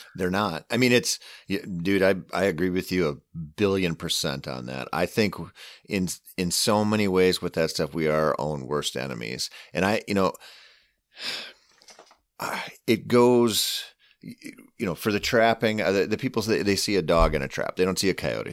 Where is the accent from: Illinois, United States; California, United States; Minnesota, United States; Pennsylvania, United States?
Minnesota, United States; southeastern; I grew up hunting southeastern Minnesota